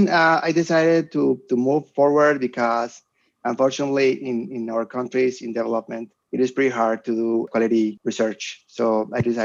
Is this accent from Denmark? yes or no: no; Colombia; moved away as an adult; also born or lived in Germany; I went back to Colombia. I got my professorship in my hometown